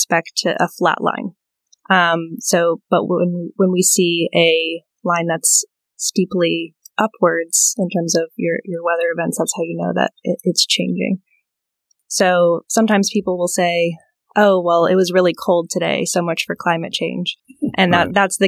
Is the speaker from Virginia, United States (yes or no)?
yes; Blacksburg, Virginia, United States; I grew up in Blacksburg, Virginia